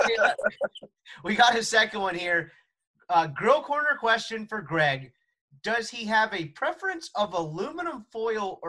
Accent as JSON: {"language": "English", "town": "Jackson", "region": "Mississippi", "country": "United States", "said": "I'm from Mississippi"}